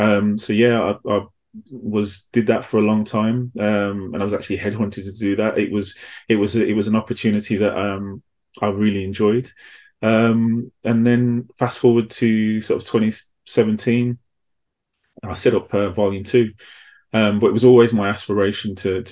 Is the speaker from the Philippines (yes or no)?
no; Midlands, United Kingdom; accent: mixed; also born or lived in Manchester; now in London, United Kingdom; But for the majority of my life, I grew up in the Midlands, hence the kind of mixed accent. And then I moved to London after that.